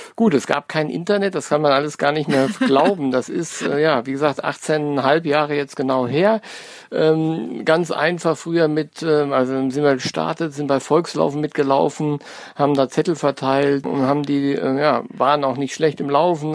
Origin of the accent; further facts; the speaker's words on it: North Rhine-Westphalia, Germany; now in Frankfurt, Germany; ich komme gar nicht aus Hessen, sondern bin aus NRW